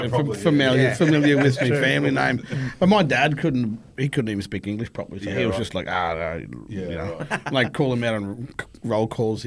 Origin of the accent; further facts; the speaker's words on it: Rockhampton, Queensland, Australia; I'm born and bred in Rocky, but yeah, right. All my family's from Torres Strait.